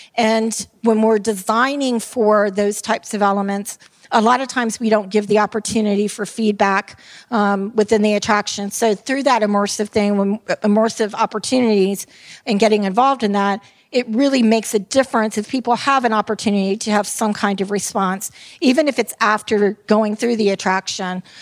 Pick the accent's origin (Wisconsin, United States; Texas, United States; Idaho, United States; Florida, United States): Florida, United States; Tampa; I am from Tampa, Florida, and I am called a Tampeno.